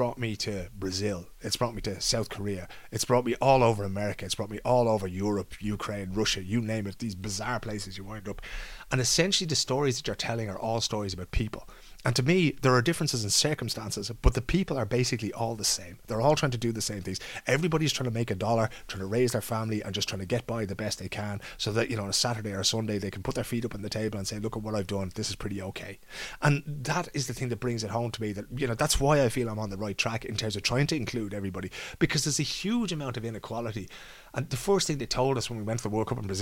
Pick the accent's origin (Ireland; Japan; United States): Ireland; Dublin, Leinster; When I was a kid growing up in Dunnycarney, my grandparents lived around the corner